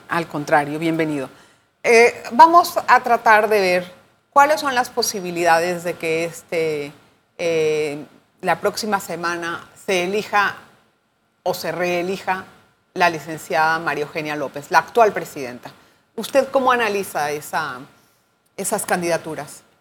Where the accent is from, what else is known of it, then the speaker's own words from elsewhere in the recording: Panama; todos somos panameños